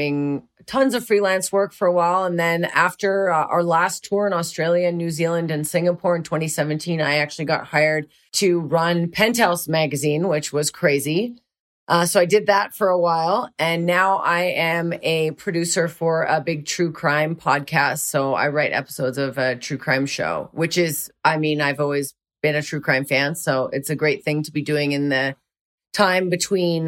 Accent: Canada; moved away as an adult; now in California, United States; I'm originally from Canada

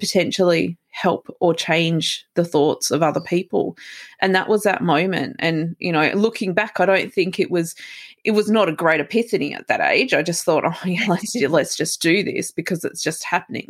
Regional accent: Melbourne, Victoria, Australia; I'm from Melbourne, Australia.

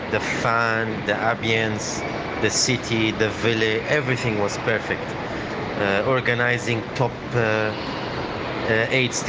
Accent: Saudi Arabia; I am uh, 47 years old and I am from Saudi Arabia.

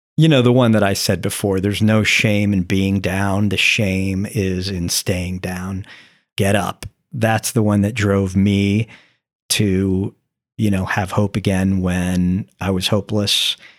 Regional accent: St. Petersburg, Florida, United States; also born or lived in New Jersey; I'm seven years old and we're moving from New Jersey to Florida

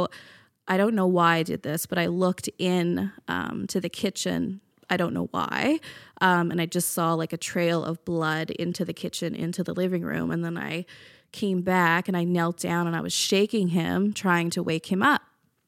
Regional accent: Newfoundland and Labrador, Canada; now in Halifax, Canada; I'm from Newfoundland.

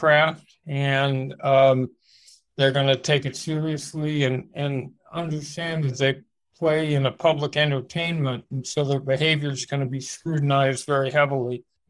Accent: Los Angeles, California, United States; I grew up in Los Angeles

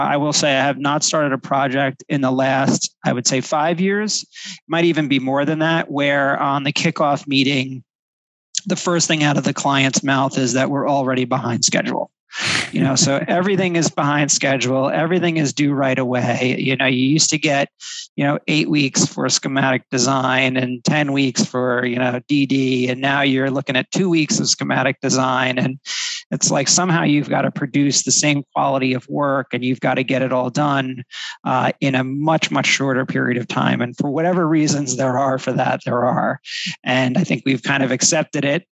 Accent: New Jersey, United States; moved away as an adult; also born or lived in Florida / California; now in New York, United States; I grew up in New Jersey

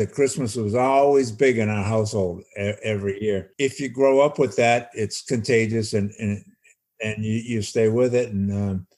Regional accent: North Shore of Massachusetts, United States; I grew up on the North Shore of Massachusetts, about 45 minutes north of Boston

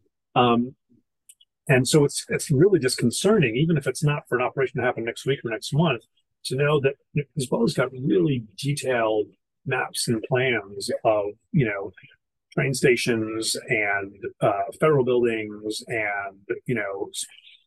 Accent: Boston, Massachusetts, United States; moved away; I'm originally from Boston

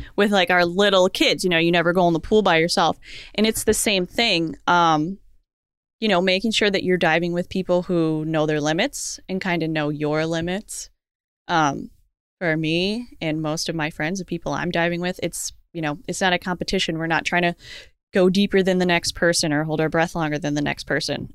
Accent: Florida, United States; also born or lived in Naples, Florida; I'm from Florida.

